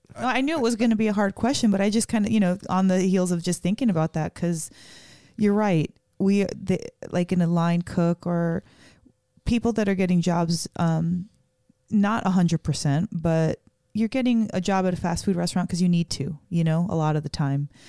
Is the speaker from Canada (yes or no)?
no; Las Vegas, Nevada, United States; moved away as an adult; now in Portland, United States; we're originally from Vegas. Um, we live in Portland